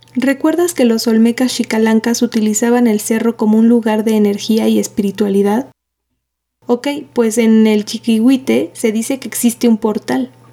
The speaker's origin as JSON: {"language": "Spanish", "town": "Atlixco", "region": "Puebla", "country": "Mexico", "tie": "born or raised there", "said": "soy originaria de Atlixco"}